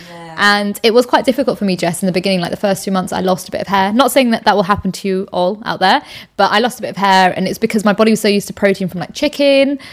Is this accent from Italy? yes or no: no; the north of England, United Kingdom; moved away; I'm actually from up north